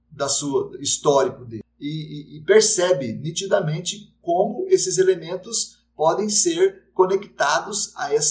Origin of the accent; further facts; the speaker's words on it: United States; porque eu sou americano, eu acho que é a gente que está certo